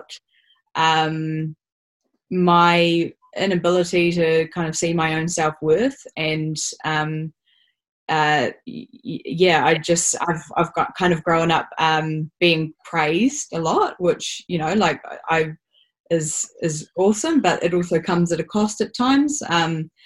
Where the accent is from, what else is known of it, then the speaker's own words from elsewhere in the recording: Auckland, New Zealand; I'm from Auckland. Was very fortunate to grow up in on the North Shore, in a suburb